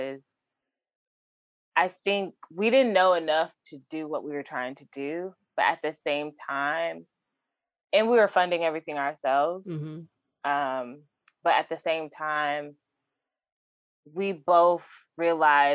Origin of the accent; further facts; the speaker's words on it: Atlanta, Georgia, United States; moved away as an adult; now in New York, United States; I am originally from Atlanta, Georgia.